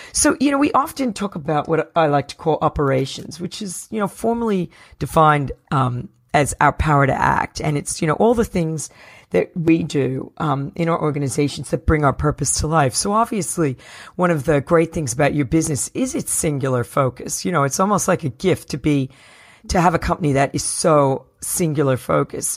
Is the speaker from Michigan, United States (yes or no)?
no; New Jersey, United States; I'm from New Jersey